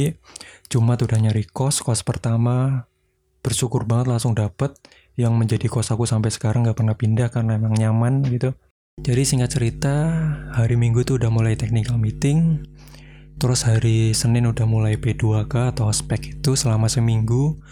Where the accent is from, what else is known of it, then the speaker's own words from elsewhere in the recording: Blora, Central Java, Indonesia; also born or lived in Purbalingga; jadi aku lahir di Purbalingga besarnya di Blora sampai lulus SMK